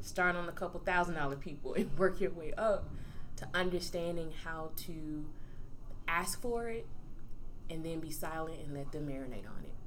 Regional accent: Fairfield, Alabama, United States; moved away as an adult; also born or lived in Maryland; I'm originally from Fairfield, Alabama

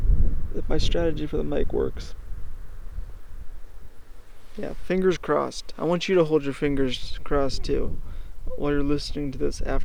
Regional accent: Australia; I'm just an Aussie.

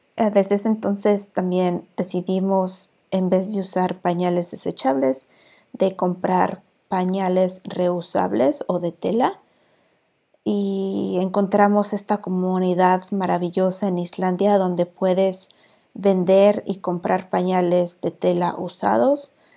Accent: Mexico; moved away as an adult; now in Iceland; soy la vikinga mexicana

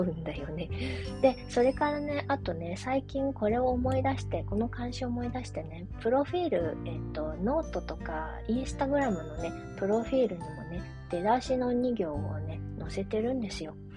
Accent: Japan; first language Japanese; also born or lived in China; もともとの生まれが中国で日本で育ってでまあ、えー日本と中国のクォーターハーフっていうことなんですけれども、まあ、母国語は、えー、基本日本語です

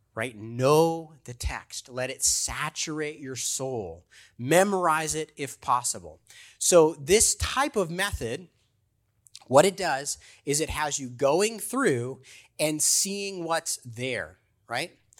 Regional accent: Baltimore, Maryland, United States; I'm from Baltimore

